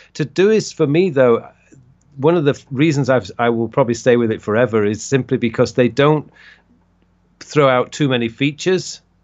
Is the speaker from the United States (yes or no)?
no; Leeds, Yorkshire and the Humber, United Kingdom; moved away as an adult; now in South Korea; I originally come from the U K, I come from Leeds